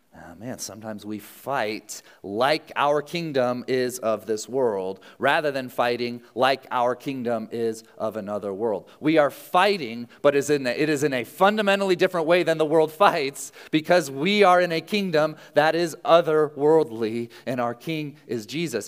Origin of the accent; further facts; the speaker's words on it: United States; as American citizens